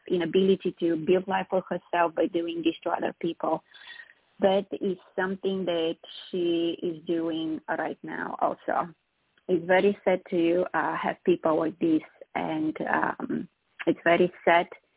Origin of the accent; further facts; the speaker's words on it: Sofia, Sofia City, Bulgaria; now in United States; I'm from Eastern Europe originally, from Bulgaria, from the capital, Sofia, born and raised there